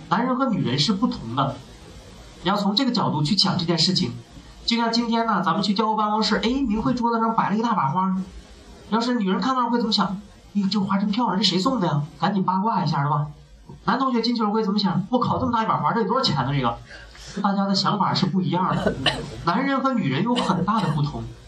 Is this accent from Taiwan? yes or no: no; Northeast China, China; accent: Northeastern; now in Beijing, China; 我最熟悉的当然是我老家，就是东北了